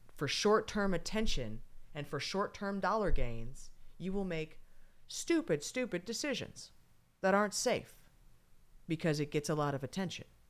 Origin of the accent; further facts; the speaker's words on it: California, United States; I'm from California